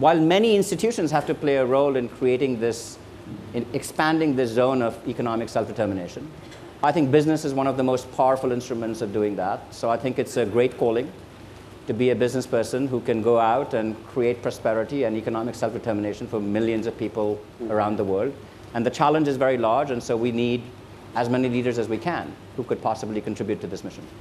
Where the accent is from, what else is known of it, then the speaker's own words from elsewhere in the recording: India; now in United States; I grew up in India, and it's a poor country.